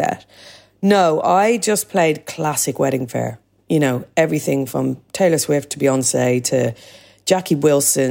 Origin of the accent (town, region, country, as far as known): Dublin, Leinster, Ireland; moved away as an adult; now in London, United Kingdom